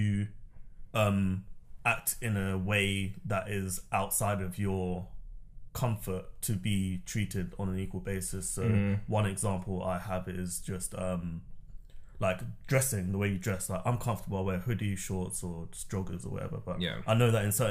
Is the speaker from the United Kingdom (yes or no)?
yes; London, United Kingdom; I grew up in South London